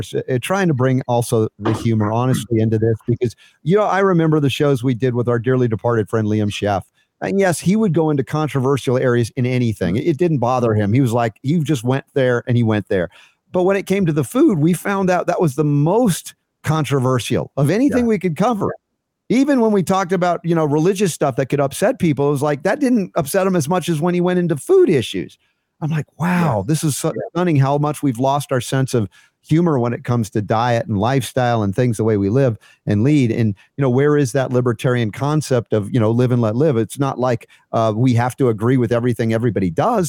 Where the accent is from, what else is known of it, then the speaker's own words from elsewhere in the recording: the South, United States; growing up in the South